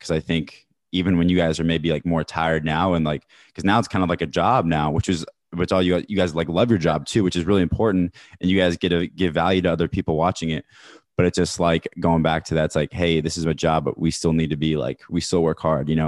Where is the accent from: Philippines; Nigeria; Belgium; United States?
United States; Kansas City, Missouri; I'm from Kansas City